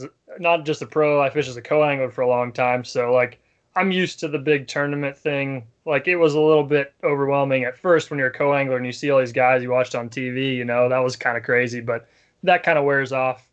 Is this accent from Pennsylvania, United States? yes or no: yes; Grove City, Pennsylvania, United States; also born or lived in California; when I was about 3 years old, my mom and dad separated, and we came back from California to Western Pennsylvania, Grove City